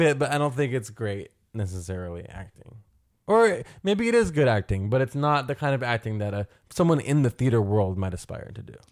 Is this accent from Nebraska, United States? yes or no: no; New York City, New York, United States; as kids growing up in New York City